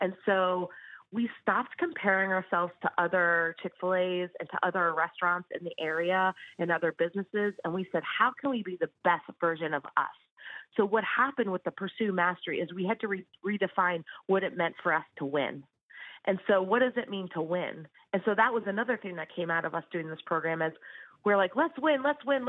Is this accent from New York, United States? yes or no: no; Danbury, Connecticut, United States; owning a business in my hometown